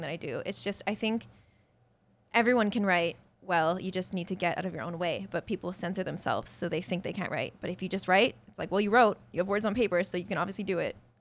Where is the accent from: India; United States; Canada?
Canada; a village in British Columbia; also born or lived in Medicine Hat, Alberta / Spruce Grove, Alberta; most of my, like, formative growing up years were spent, uh, in the village. So when people ask me where I was raised, I usually say there because that's where I grew up